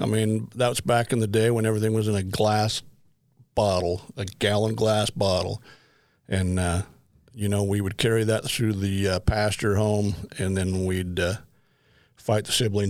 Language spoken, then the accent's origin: English; Midvale, Utah, United States; Actually born in Murray, Utah, raised in Midvale. Grew up across the street from the dairy farm.